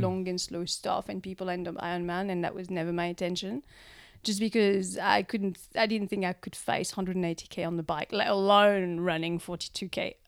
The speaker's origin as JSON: {"language": "English", "country": "France", "moved": "yes", "lives_now": "Christchurch, New Zealand", "said": "I'm from France. Um, arrived in Christchurch in two thousand and four"}